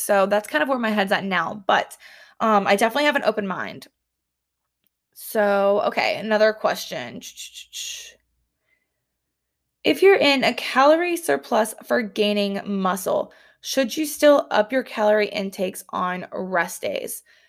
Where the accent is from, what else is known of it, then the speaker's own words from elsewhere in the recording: Columbia, South Carolina, United States; My hometown has trains. Columbia, South Carolina has trains.